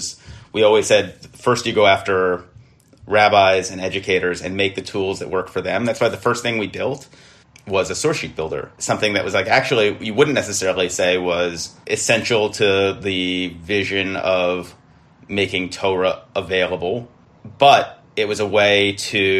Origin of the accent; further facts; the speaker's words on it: United States; we have as American Jews